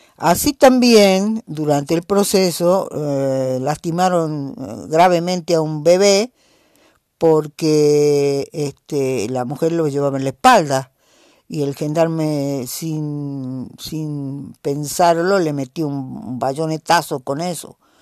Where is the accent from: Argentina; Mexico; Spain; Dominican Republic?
Argentina; Jujuy; algún lugar de nuestra quebrada, de nuestra puna